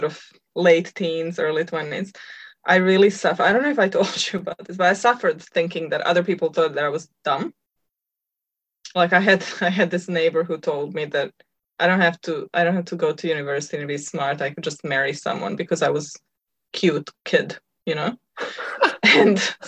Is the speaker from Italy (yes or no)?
no; Croatia; now in New Zealand; So I'm Croatian. I'm half Croatian, half Serbian.